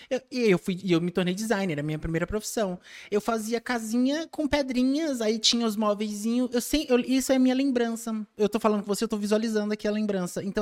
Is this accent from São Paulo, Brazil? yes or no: yes; São Paulo, Brazil; Eu sou, nasci em São Paulo, nasci